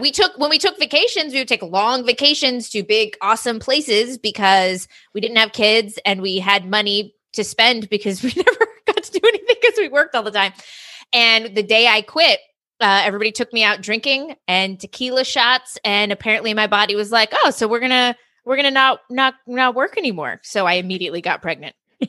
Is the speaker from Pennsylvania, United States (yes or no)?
no; California, United States; And I'm from Southern California, on and off. My parents had moved back here.